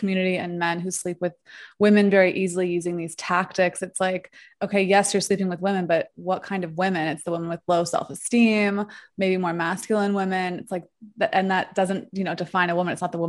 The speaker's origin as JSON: {"language": "English", "region": "New York", "country": "United States", "accent": "New York", "lives_now": "Mexico", "said": "New York, like East Coast."}